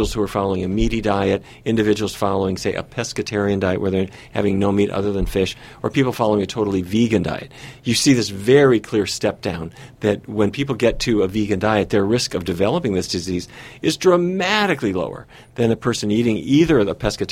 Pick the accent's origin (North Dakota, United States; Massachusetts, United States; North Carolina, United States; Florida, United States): North Dakota, United States; I grew up in North Dakota